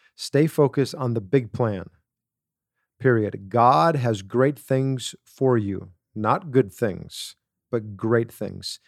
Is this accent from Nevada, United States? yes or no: no; Wisconsin, United States; growing up in Wisconsin